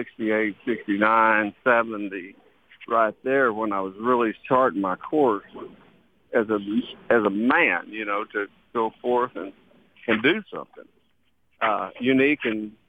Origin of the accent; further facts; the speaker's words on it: Texas, United States; moved away; it's the land from which I came, and it fed me. It's my, you know, I used to call it Sweet Mother Texas.